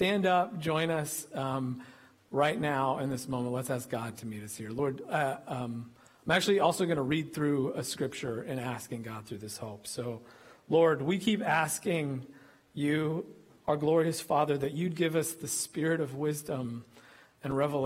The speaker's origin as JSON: {"language": "English", "region": "Illinois", "country": "United States", "also_born_or_lived": "Kentucky", "moved": "yes", "lives_now": "Texas, United States", "said": "This boy from Illinois"}